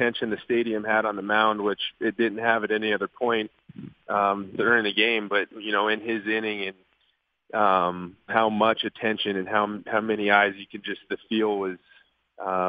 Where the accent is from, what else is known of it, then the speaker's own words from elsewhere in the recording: Albuquerque, New Mexico, United States; also born or lived in Fort Walton Beach, Florida / Edgewood, New Mexico; I did wind up doing a lot of my growing up in Albuquerque or just outside of in Edgewood